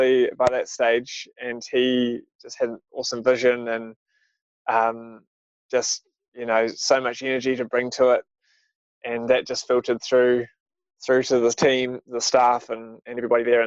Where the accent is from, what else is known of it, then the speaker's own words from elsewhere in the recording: Auckland, New Zealand; now in Wellington, New Zealand; I grew up in Auckland